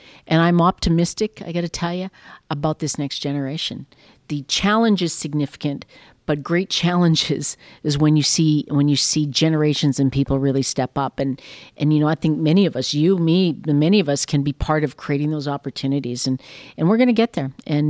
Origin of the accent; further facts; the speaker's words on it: Canada; And we are Canadian. As we sit here, we talked about how lucky we are.